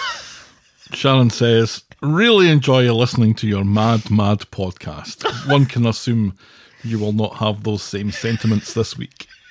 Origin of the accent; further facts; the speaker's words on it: Scotland, United Kingdom; moved away; I'm Scottish.